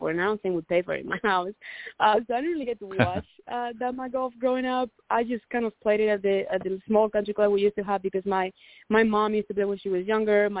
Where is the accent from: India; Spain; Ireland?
Spain; Santiago de Compostela, Galicia; moved away as an adult; now in United States; my home country of Spain